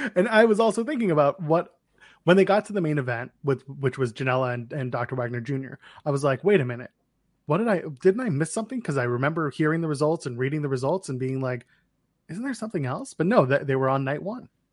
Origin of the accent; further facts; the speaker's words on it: Ottawa, Ontario, Canada; Ottawa, my hometown